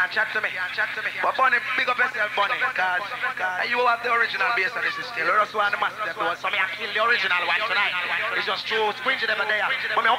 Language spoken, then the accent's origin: English; Kingston, Jamaica; I come from Kingston 13.